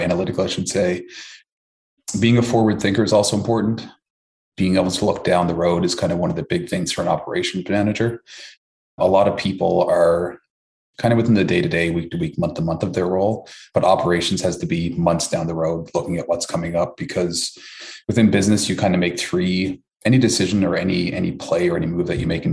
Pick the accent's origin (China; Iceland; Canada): Canada; Newfoundland and Labrador; moved away as an adult; also born or lived in Toronto; originally from Newfoundland, Canada